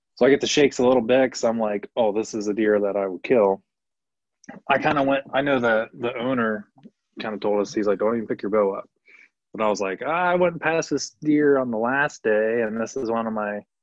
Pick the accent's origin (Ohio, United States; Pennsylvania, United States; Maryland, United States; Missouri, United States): Ohio, United States; I'm from Ohio